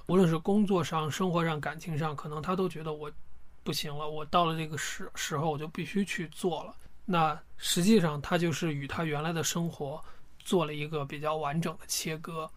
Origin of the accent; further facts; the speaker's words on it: China; 我一个中国人背着包